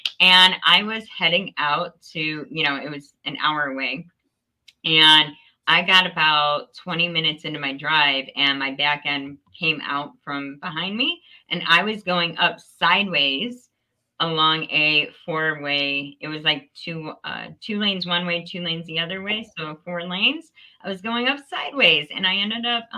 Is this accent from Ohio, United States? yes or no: yes; Northeast Ohio, United States; I am in Northeast Ohio, small town, Ashtabula. I'm like right up on Lake Erie, born and raised in Northeast Ohio.